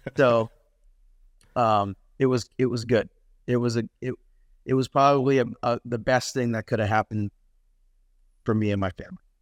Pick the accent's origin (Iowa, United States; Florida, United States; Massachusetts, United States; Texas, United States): Massachusetts, United States; moved away as an adult; also born or lived in North Carolina / Arizona; I grew up in Massachusetts, uh, born and raised.